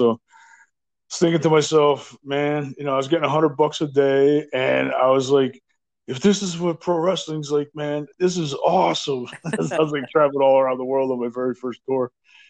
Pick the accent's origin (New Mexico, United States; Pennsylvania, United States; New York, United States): Pennsylvania, United States; Nesquehoning; where I grew up in Pennsylvania, in Nesquehoning